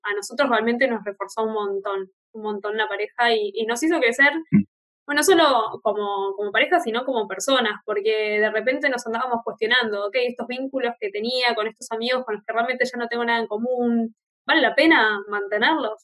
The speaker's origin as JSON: {"language": "Spanish", "region": "Buenos Aires", "country": "Argentina", "tie": "born or raised there", "moved": "as an adult", "said": "estar de vuelta en, mi ciudad de origen"}